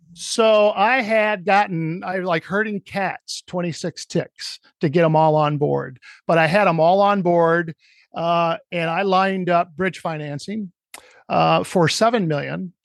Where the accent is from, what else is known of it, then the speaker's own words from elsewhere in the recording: Cedar Rapids, Iowa, United States; my hometown of Cedar Rapids, Iowa